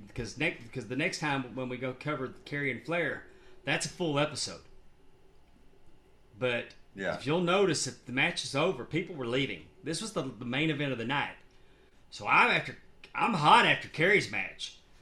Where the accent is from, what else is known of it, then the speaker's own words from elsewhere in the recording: Dallas, Texas, United States; moved away; I'm originally from Dallas.